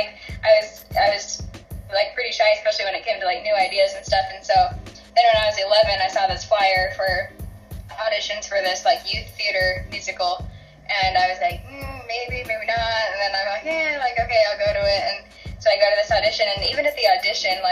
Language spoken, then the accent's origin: English; Salt Lake City, Utah, United States; I'm from Salt Lake City